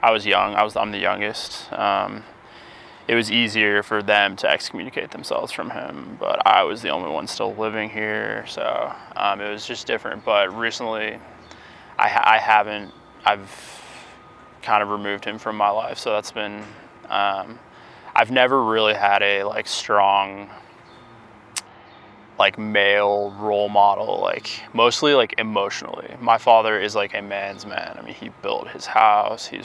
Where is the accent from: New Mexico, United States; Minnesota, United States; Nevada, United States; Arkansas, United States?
New Mexico, United States; Cedar Crest; moved away as an adult; also born or lived in upstate New York; I grew up in the East Mountains and went to school in Albuquerque